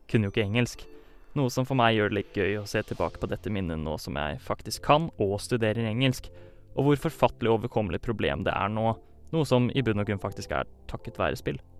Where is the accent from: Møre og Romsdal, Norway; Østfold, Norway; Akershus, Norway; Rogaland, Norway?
Østfold, Norway; Fredrikstad; moved away as an adult; now in Trondheim, Norway; jeg kommer fra Fredrikstad.